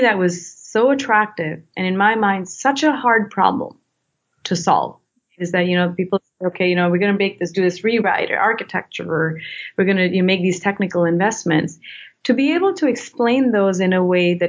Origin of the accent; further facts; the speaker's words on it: India; moved away; I come from India and, you know, culturally authority is what you look up to.